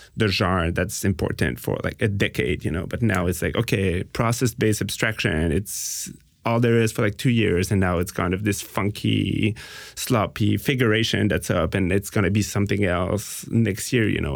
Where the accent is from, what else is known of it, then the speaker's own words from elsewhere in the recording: Montreal, Quebec, Canada; we're from Montreal